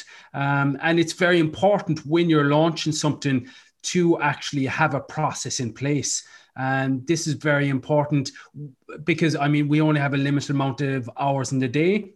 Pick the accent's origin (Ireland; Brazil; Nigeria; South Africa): Ireland